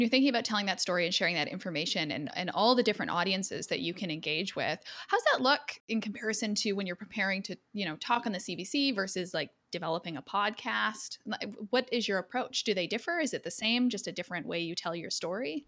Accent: Edmonton, Alberta, Canada; I'm from Edmonton

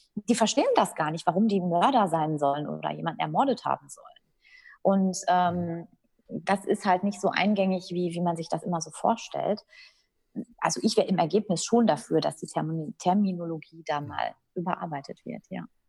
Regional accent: Dortmund, North Rhine-Westphalia, Germany; also born or lived in Frankfurt am Main / Münster; ich bin in Dortmund geboren, auch aufgewachsen

